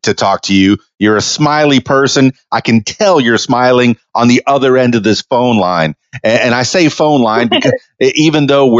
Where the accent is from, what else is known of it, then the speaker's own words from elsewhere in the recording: Indianapolis, Indiana, United States; So, all right, growing up in Indianapolis, I know that there's snow there.